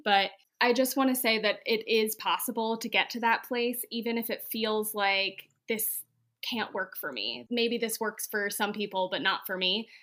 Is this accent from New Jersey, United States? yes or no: no; Pennsylvania, United States; moved away; I grew up in Pennsylvania